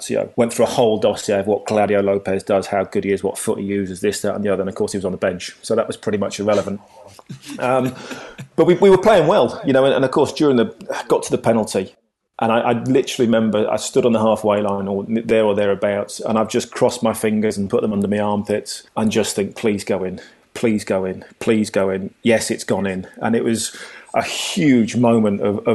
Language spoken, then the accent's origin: English; England, United Kingdom; we're English